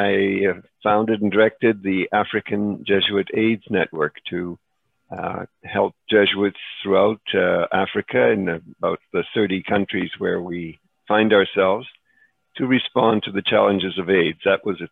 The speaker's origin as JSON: {"language": "English", "town": "Montreal", "region": "Quebec", "country": "Canada", "tie": "born or raised there", "also_born_or_lived": "Czechoslovakia / Chicago, United States / El Salvador", "moved": "yes", "said": "we escaped to Canada, where I grew up in Montreal, attended Loyola High School there"}